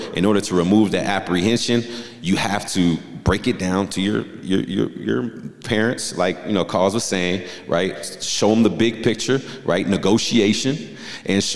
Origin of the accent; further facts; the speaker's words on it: Southern California, United States; moved away; I'm from Southern California